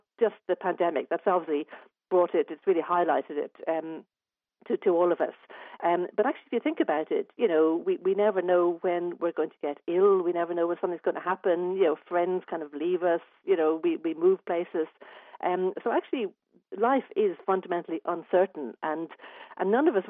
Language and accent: English; Dublin, Leinster, Ireland; now in Adelaide, Australia; I'm actually from Dublin originally